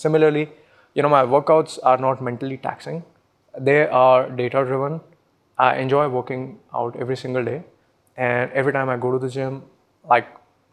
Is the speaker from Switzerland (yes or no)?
no; Pulaha, Madhya Pradesh, India; moved away as an adult; now in Pune, India; I come from Pulaha, which is a small village in the middle of Madhya Pradesh